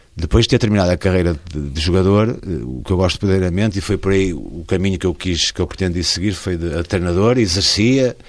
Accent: Barcelos, Norte, Portugal; ao Gil Vicente desde criança, e porque é o clube da minha terra

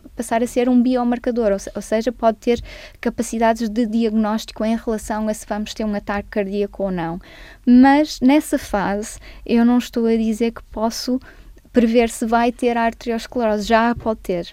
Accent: Barcelos, Norte, Portugal; now in United Kingdom; nasci em Barcelos. Ah, nasci portuguesa

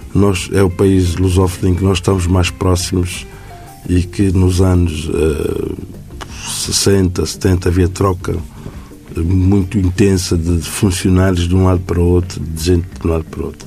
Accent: Príncipe Island, São Tomé & Príncipe; A Ilha do Príncipe, que é a minha terra

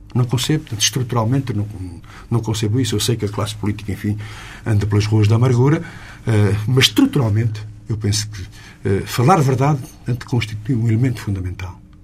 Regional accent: Lisbon industrial belt, Portugal; aqui na Sintonia Digital de Lisboa, de onde eu sou

